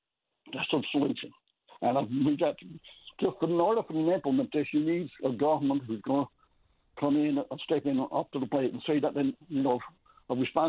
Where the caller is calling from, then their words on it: Mount Pearl, Newfoundland and Labrador, Canada; Yeah, I'm calling from Mount Pearl. I'm a fisherman.